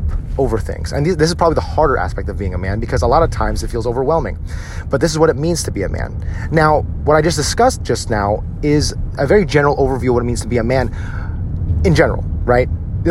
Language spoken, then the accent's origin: English; United States; as Filipino-American men